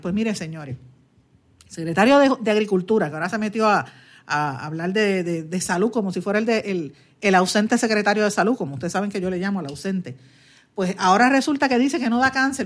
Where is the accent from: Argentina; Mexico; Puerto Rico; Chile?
Puerto Rico